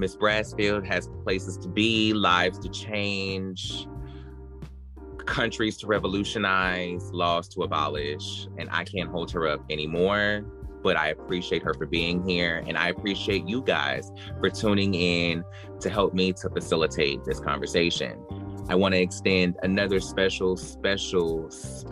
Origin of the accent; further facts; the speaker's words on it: North Carolina, United States; now in Abbeville, United States; I'm from North Carolina originally, but I live here now.